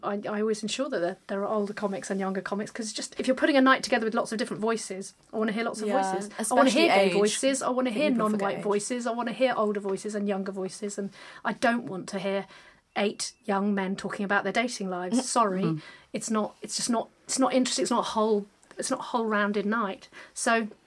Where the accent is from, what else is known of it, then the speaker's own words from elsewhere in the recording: London, United Kingdom; I'm a Londoner and I perform in London